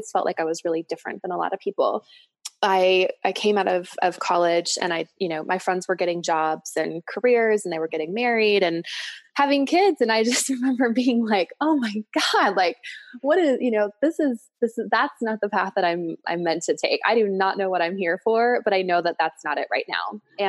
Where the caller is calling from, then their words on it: Boulder, Colorado, United States; So I am coming from Boulder, Colorado, and I'm in my office.